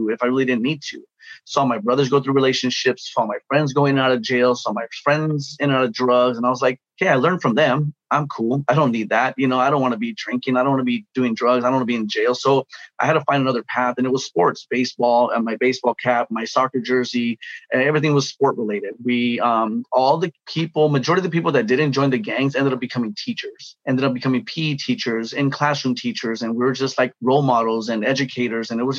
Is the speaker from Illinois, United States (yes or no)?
no; Los Angeles, California, United States; I grew up in Pacoima, California, gang, drug infested environment